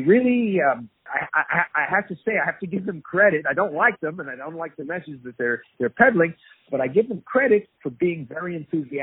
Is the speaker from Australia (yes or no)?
no; Canada; moved away as an adult; now in Israel; we're still Canadian, but we're a former Canadian resident.